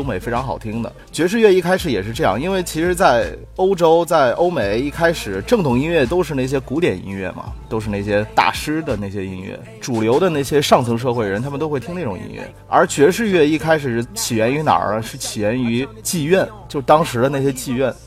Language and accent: Chinese; China; 我们中国人